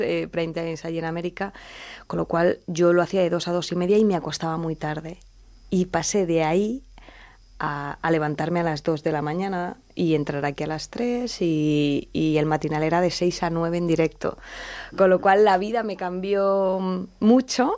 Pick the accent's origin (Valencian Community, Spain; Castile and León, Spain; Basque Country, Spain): Valencian Community, Spain; Elche; moved away as an adult; now in Madrid, Spain; yo soy de Elche y era de ciencias puras